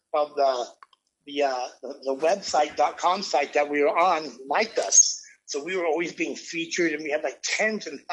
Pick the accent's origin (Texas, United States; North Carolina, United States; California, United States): California, United States; Los Angeles; I grew up in Hollywood